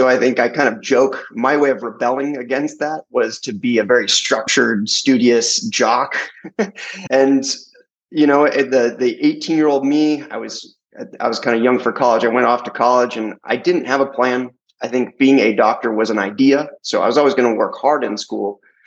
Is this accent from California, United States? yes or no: yes; Santa Cruz, California, United States; I grew up in Santa Cruz, California, a little beach town